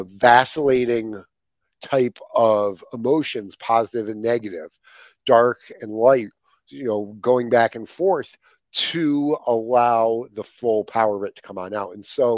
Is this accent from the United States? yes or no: no; Ireland; So see, I actually have a natural advantage because I'm Irish and nothing offends us.